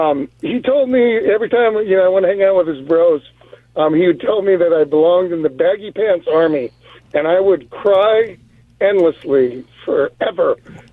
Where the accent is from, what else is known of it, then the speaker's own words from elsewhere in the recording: Manhattan Beach, California, United States; I grew up in Manhattan Beach. And we were fishermen